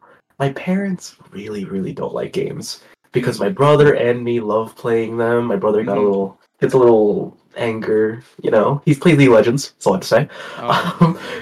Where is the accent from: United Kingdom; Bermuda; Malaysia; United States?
Malaysia; Being Asian, I guess in general, because being specifically Malaysian doesn't really hurt you in any stereotypes